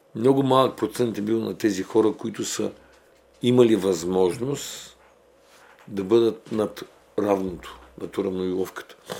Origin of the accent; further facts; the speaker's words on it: Bulgaria; ние сме българи